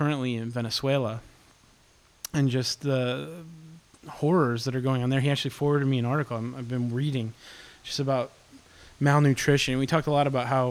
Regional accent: United States; I'm an American.

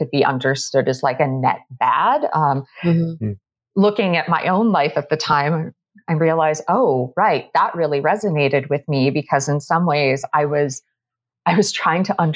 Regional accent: just outside of Boston, Massachusetts, United States; I grew up just outside of Boston

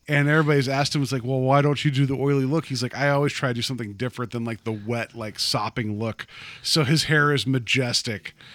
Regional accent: West Virginia, United States; I grew up in West Virginia

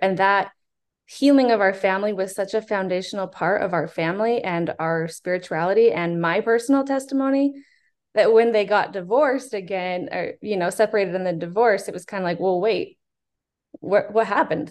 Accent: Utah, United States; also born or lived in Houston; I was born in Houston, he was bishop there. When we moved to Utah, he was bishop in Utah.

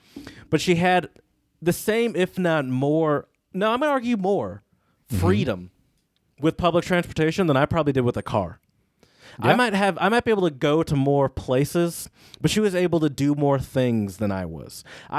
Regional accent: Michigan, United States; Granted, though, I grew up in Michigan. Like, my sort of late teen years were in Michigan as a car owner.

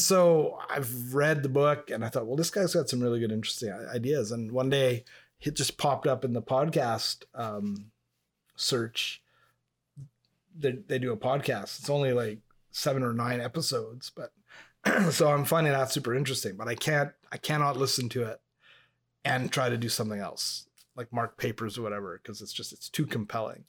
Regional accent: Montreal, Quebec, Canada; first language English; I grew up in proximity to Montreal

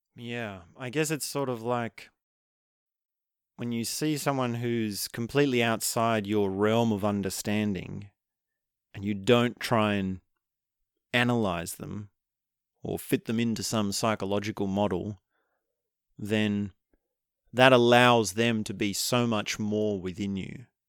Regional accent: Australia

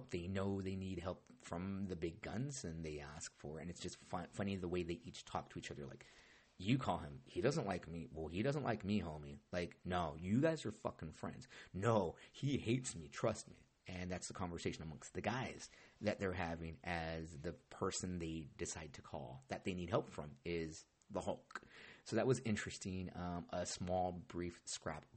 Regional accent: Orange County, California, United States; I grew up in Orange County

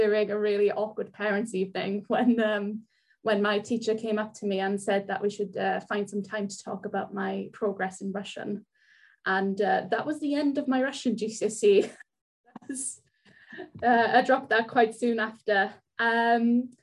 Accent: South Wales, United Kingdom; first language Welsh; English is a second language; I lived in a tiny little village in South Wales, the type of place where everyone knows everything about you and everyone else

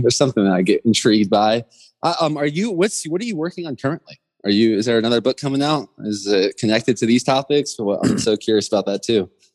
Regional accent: Georgia, United States; moved away; growing up in Georgia in the South playing baseball and sports

